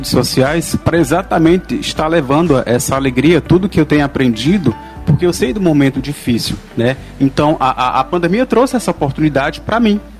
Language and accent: Portuguese; Picos, Piauí, Brazil; Quer dizer, eu sou de Picos, sou do Piauí, sou de Picos.